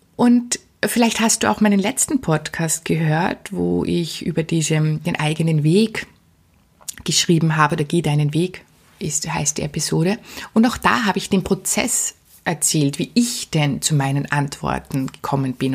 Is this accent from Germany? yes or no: no; Austria; bei uns in Österreich